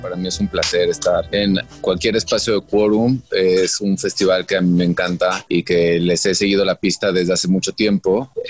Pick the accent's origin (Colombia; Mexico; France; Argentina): Mexico; soy mexicano y de que soy gay